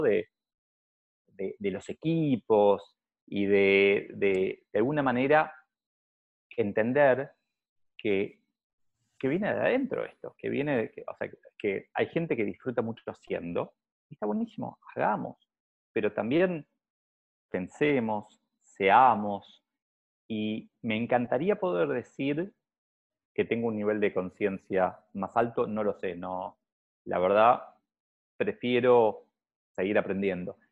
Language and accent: Spanish; Argentina; yo lo veo acá en Argentina, donde para mí tenemos un nivel de políticos simple, porque como, como argentinos probablemente somos más simples